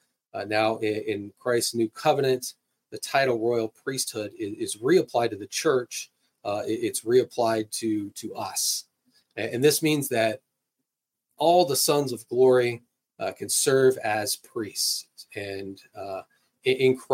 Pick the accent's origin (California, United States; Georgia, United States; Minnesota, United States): California, United States; now in Kansas, United States; where I grew up in California